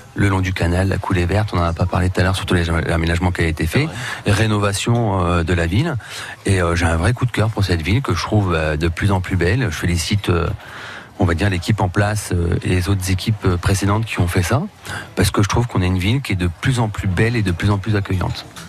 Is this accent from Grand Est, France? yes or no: yes; Reims, Grand Est, France; moved away as an adult; je suis un pur Rémois, je suis né à Reims, je suis un pur souche